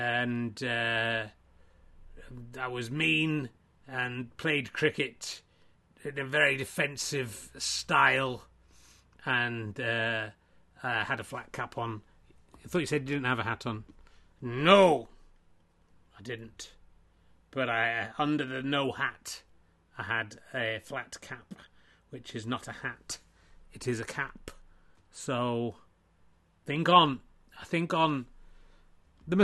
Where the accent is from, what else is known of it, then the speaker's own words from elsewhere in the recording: Yorkshire and the Humber, United Kingdom; Richard, I am from the north. I'm from Yorkshire.